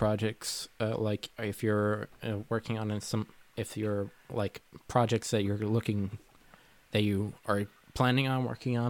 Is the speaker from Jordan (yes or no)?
no; Bermuda; now in Massachusetts, United States; I'm from a British colony